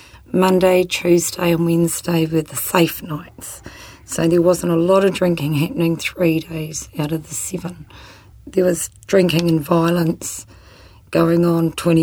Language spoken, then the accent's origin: English; New Zealand; also born or lived in Christchurch, New Zealand / Whangarei, New Zealand / Hamilton, New Zealand / Rangiora, New Zealand; I was born in Christchurch and then moved up to Whangarei. Yes. In Hamilton. Yes. And then when I was 12, we moved down to Rangiora.